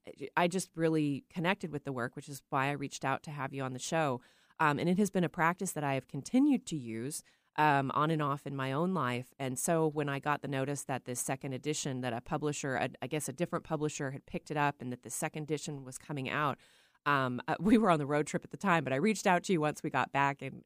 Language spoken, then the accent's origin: English; Texas, United States; moved away as an adult; also born or lived in Petaluma; now in Pacific Northwest, United States; I grew up in Texas.